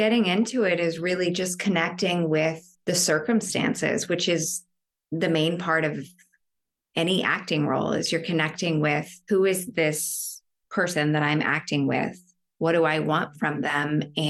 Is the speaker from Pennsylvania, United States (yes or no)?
no; Oklahoma, United States; now in New York, United States; I am originally from Oklahoma, and I've been in New York for some time now.